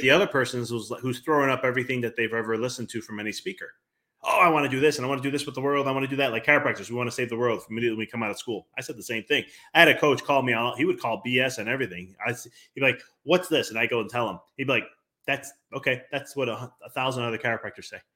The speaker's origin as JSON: {"language": "English", "town": "Chicago", "region": "Illinois", "country": "United States", "said": "I come from Chicago"}